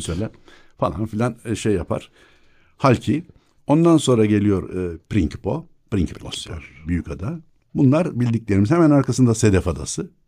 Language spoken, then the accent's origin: Turkish; Istanbul, Turkey; also born or lived in Burgazada; Doğma büyüme yok büyüme demeyeyim de doğma büyük ada 1964'e kadar ondan sonra Burgazada.